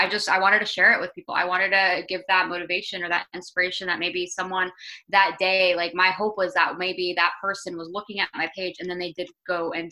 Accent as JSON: {"language": "English", "town": "Tampa", "region": "Florida", "country": "United States", "said": "I'm from Tampa, Florida"}